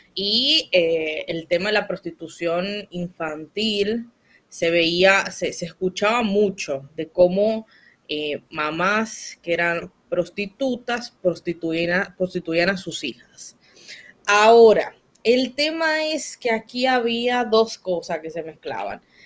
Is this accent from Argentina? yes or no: no; Dominican Republic; nos afecta a todos los dominicanos